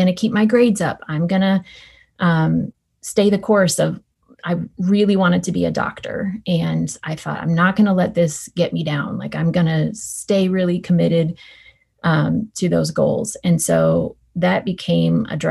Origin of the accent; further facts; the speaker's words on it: Northern California, United States; I grew up in Northern California with two parents